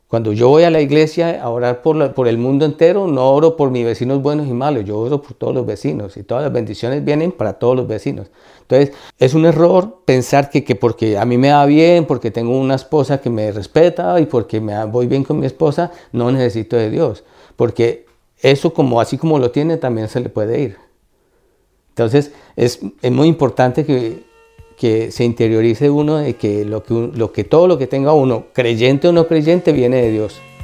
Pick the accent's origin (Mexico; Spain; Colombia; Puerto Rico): Colombia; Líbano, Tolima; now in Ireland; yo nací en Colombia, nací en un pueblito pequeño llamado Líbano, Tolima, eh, zona cafetera